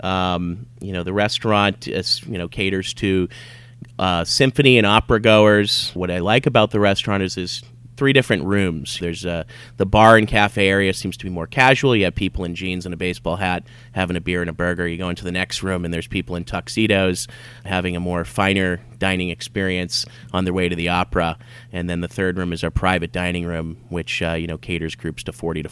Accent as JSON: {"language": "English", "town": "Boston", "region": "Massachusetts", "country": "United States", "tie": "born or raised there", "also_born_or_lived": "Lynnfield, Massachusetts", "said": "I grew up in the North Shore of Boston until I was about 12, and then I moved to South Boston, lived with my father the rest of my time there"}